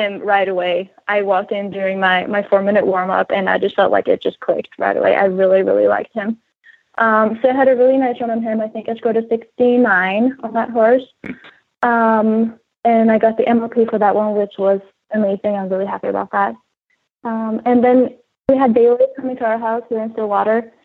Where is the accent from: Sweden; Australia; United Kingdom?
Sweden; moved away as an adult; I'm from Europe